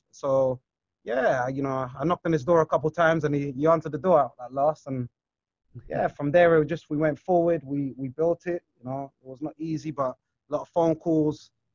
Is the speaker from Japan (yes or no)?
no; London, United Kingdom; I grew up in Brixton